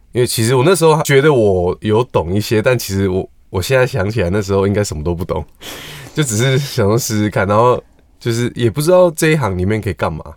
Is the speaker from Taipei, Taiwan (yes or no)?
yes; Taipei, Taiwan; 我也是台北人